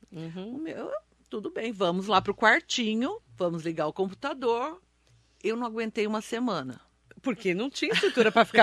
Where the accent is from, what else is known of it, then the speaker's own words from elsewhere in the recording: Mogi das Cruzes, São Paulo, Brazil; Trabalho em Mogi, sou nascida em Mogi, formada em Mogi, então sou cria de Mogi das Cruzes.